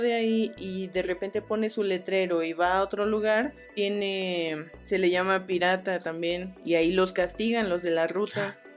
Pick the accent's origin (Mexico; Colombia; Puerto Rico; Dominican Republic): Mexico; de México